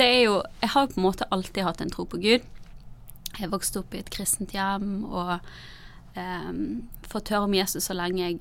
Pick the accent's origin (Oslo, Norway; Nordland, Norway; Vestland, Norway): Vestland, Norway; Bergen; also born or lived in Narvik / Lista; Vi flyttet først fra Nord-Norge, i Narvik, til Lista på Sørlandet, og så til Bergen igjen da jeg begynte på ungdomsskolen. Så jeg har på en måte flyttet en del.